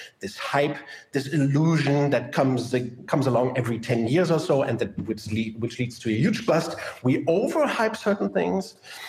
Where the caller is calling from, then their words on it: Germany; And I'm talking from Germany.